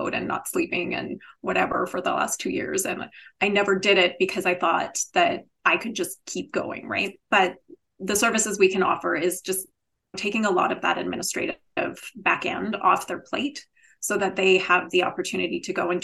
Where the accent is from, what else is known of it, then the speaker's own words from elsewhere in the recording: Canada; I am Canadian, so maybe that's just the Canadian in me